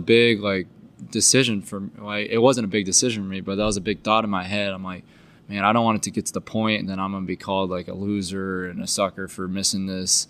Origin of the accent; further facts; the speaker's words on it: Iowa, United States; we're from Iowa